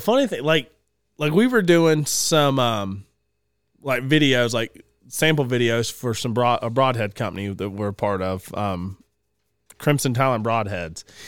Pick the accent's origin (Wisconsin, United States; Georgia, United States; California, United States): Georgia, United States; Cherokee County; I grew up in Cherokee County, Addo-, went to Addo High School